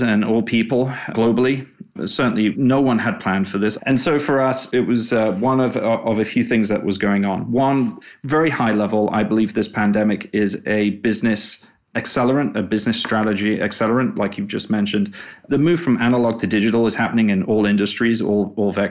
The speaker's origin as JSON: {"language": "English", "region": "England", "country": "United Kingdom", "also_born_or_lived": "China / Australia / Singapore / Hong Kong", "accent": "English", "moved": "as an adult", "lives_now": "United States", "said": "I'm English."}